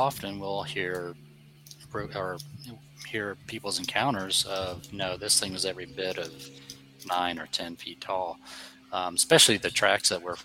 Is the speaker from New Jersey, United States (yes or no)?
no; Florida, United States; also born or lived in Milford, Connecticut / North Carolina; So I know nothing but Florida and a little bit of North Carolina because I lived up there for a while